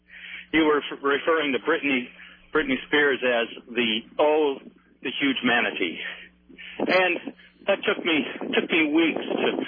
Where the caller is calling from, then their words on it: Portland, United States; Portland. I am the delivery man, ….